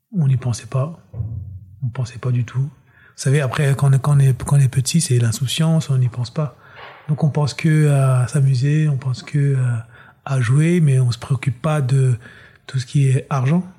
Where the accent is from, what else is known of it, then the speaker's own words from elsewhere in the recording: Pierrefitte-sur-Seine, Île-de-France, France; also born or lived in Ziguinchor, Senegal / Guinea-Bissau; j'ai grandi en banlieue parisienne, euh, à Pierrefitte exactement, dans 93.